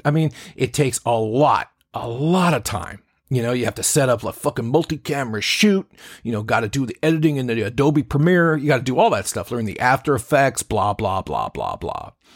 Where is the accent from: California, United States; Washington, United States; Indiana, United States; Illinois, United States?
Washington, United States; Seattle; I'm a guy from Seattle